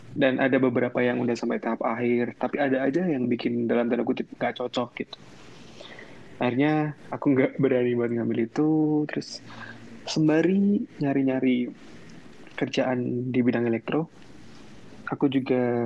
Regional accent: Temanggung, Central Java, Indonesia; moved away as an adult; also born or lived in Semarang; aku kan asli Temanggung

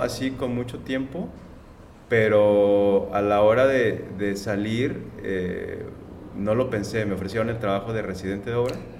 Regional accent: Guadalajara, Jalisco, Mexico; moved away as an adult; also born or lived in Mexico City; now in Tijuana, Mexico; estudié allá mismo, yo soy de Guadalajara

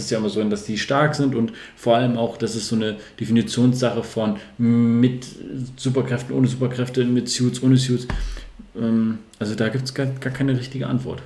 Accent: Northern Germany, Germany; also born or lived in Sande, Lower Saxony; als Norddeutscher

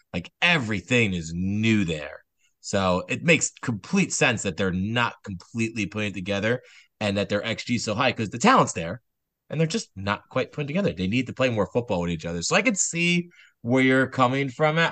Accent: New Jersey, United States; we're very much known for our vinegar fries in New Jersey

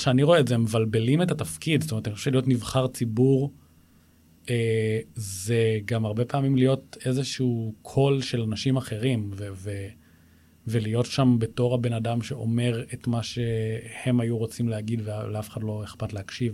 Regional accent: Israel; גדלתי בבית ששני ההורים שלי היו מזכירי קיבוץ

